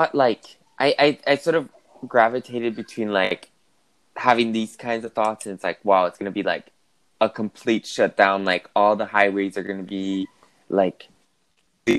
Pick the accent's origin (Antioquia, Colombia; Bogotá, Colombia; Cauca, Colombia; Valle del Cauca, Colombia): Bogotá, Colombia; moved away as an adult; also born or lived in United States; I'm from Colombia, from Bogota, but I went to school to college in the United States.